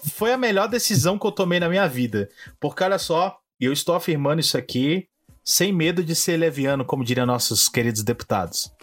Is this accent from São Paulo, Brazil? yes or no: yes; São Paulo, Brazil; moved away; eu fui recentemente à minha terra natal, São Paulo